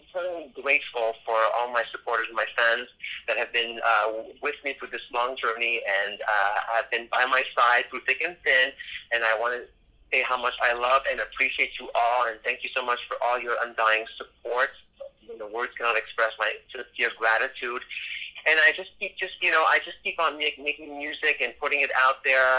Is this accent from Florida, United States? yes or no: yes; Miami, Florida, United States; So when you're in Miami, then you're in my hometown.